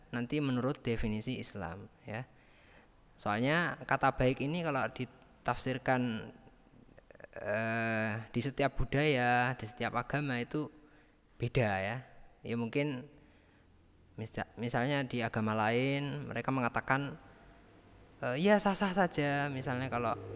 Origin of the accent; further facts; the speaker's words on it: Nganjuk, East Java, Indonesia; Nganjuk itu ya kota Nganjuk ya, kota tempat tinggal saya, tempat saya lahir ya di Nganjuk.